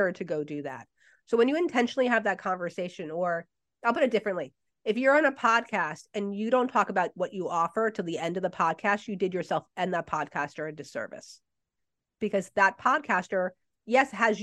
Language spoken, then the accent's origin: English; New Jersey, United States; I'm from Jersey